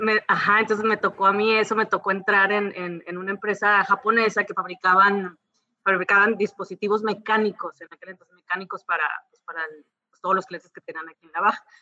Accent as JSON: {"language": "Spanish", "town": "Mazatlán", "region": "Sinaloa", "country": "Mexico", "tie": "born or raised there", "moved": "as an adult", "lives_now": "San Diego, United States", "said": "crecí toda mi vida en Sinaloa"}